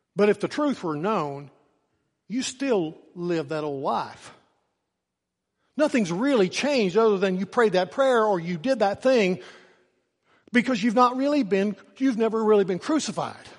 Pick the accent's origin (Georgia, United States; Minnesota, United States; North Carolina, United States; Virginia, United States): Virginia, United States; Norton; at the end of my senior year, I walked across the stage and they handed me a piece of paper. And that piece of paper said that I was free from Norton City School's